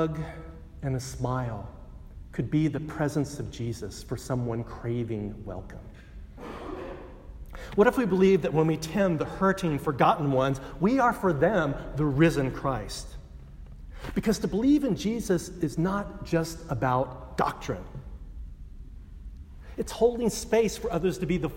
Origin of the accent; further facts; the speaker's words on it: Texas, United States; I grew up in Texas, and most of my family was Baptist